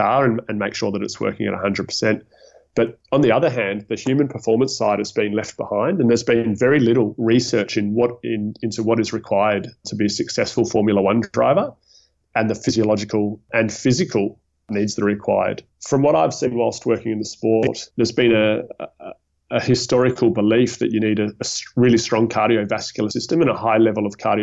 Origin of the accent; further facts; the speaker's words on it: Melbourne, Victoria, Australia; moved away as an adult; also born or lived in Leeds, United Kingdom; now in Geneva, Switzerland; I'm originally from Melbourne in Australia.